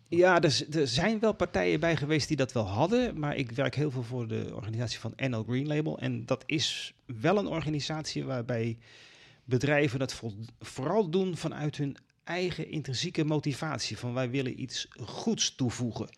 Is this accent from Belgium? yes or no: no; Netherlands; ons als Nederlanders